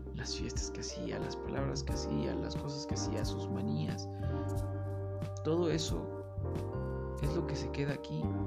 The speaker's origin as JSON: {"language": "Spanish", "country": "Mexico", "said": "como mexicano"}